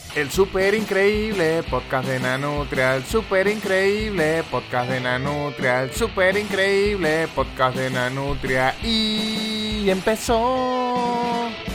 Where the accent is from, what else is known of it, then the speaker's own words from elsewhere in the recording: Venezuela; yo como buen venezolano